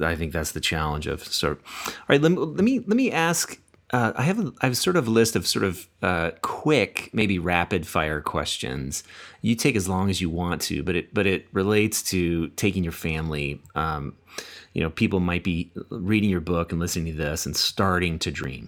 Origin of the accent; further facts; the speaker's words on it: United States; growing up in America